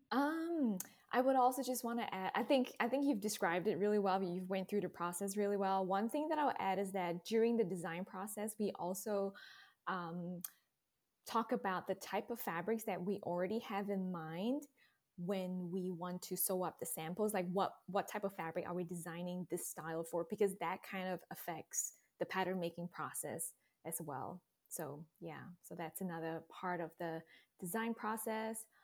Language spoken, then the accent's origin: English; Singapore; moved away as an adult; also born or lived in Texas Hill Country, United States; now in Texas, United States; I was born and raised in Singapore, but I now live in the beautiful Texas Hill Country